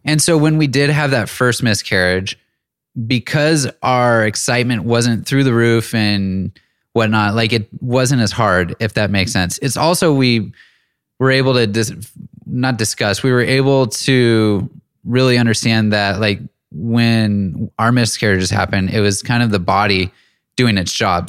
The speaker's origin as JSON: {"language": "English", "town": "Auburn", "region": "California", "country": "United States", "tie": "born or raised there", "also_born_or_lived": "Bay Area / Los Angeles / Seattle", "moved": "as an adult", "said": "moved up to Northern California in a small town called Auburn, and that's where I spent the majority of my childhood"}